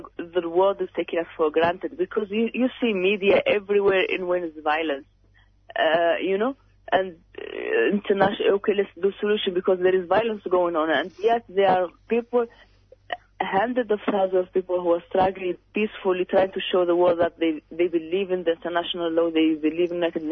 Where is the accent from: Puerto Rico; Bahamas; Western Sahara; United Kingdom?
Western Sahara; now in Australia; We as Sahrawis, as I told you, we're from Africa